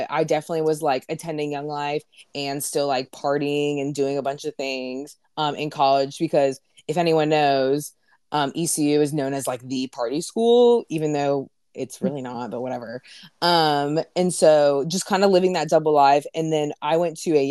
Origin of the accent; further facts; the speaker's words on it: Raleigh, North Carolina, United States; also born or lived in Greenville; follow Jesus in my hometown now, in Raleigh